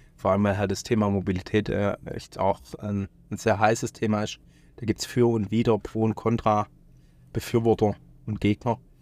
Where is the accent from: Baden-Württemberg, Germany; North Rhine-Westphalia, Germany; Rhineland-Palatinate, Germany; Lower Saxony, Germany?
Baden-Württemberg, Germany; Stuttgart; in meiner Heimatstadt stattgefunden, in Stuttgart